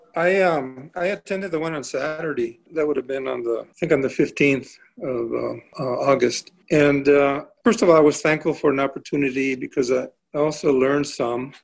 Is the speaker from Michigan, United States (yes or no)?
no; Tucson, Arizona, United States; I'm a life, lifetime Tucsonian. Um, I was born actually in St. Mary's Hospital, so it was in Ward 1